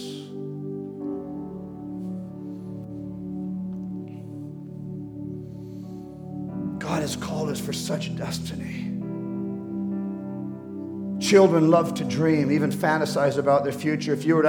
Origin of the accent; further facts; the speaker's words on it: Amazon, Peru; I remember in Peru when I was growing up in the Amazon jungles